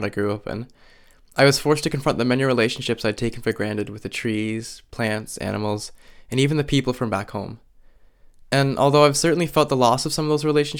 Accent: Barrie, Ontario, Canada; I grew up on Anishinaabeg and Huron-Wendat territory in so-called Barrie, Ontario

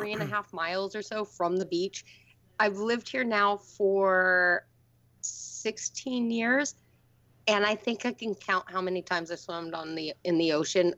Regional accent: Lake Tapps, Washington, United States; moved away; Lake Taps in my hometown

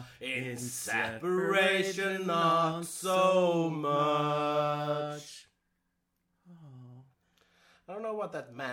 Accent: Iceland; I am Icelandic.

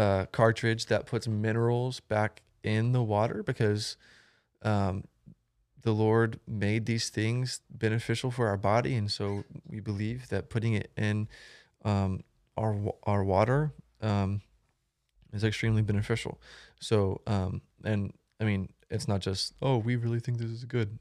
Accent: Florida, United States; now in Fort Worth, United States; I'm originally from Florida. I moved to Texas about five years ago. I live in Fort Worth

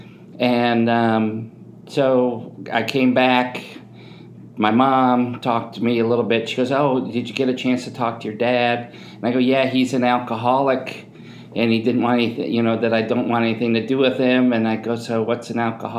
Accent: Chicago, Illinois, United States; I'm from Southside Chicago

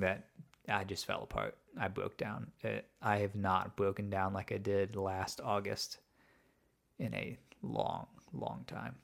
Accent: outside of Chicago, Illinois, United States; I was raised outside of Chicago

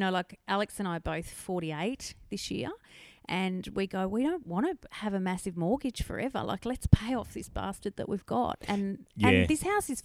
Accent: Canberra, Australian Capital Territory, Australia; moved away as an adult; also born or lived in Northern Rivers, New South Wales; now in Mullumbimby, Australia; grew up in Canberra. And then my husband and I moved up here 20 years ago this year.

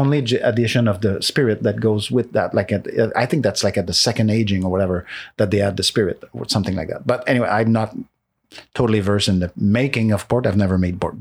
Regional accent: Montreal, Quebec, Canada; English is a second language; moved away; also born or lived in Saint-Jean, Quebec; I'm from Montreal, so from Quebec

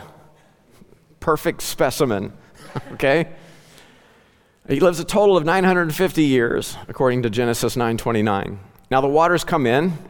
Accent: Ozark Mountains, southwest Missouri, United States; growing up in the Ozark Mountains

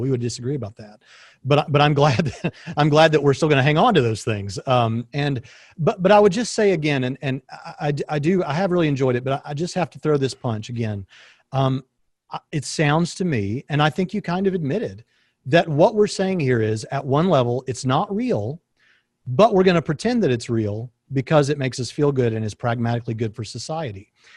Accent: East Tennessee, United States; moved away; I'm from East Tennessee originally

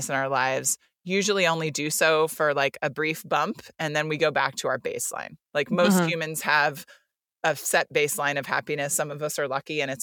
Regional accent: United States; I grew up in the United States

